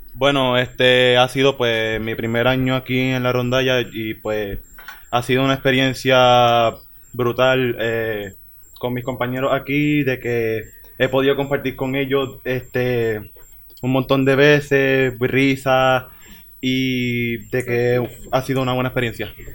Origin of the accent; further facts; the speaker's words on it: Utuado, Puerto Rico; Soy de Utuado Vive Arriba.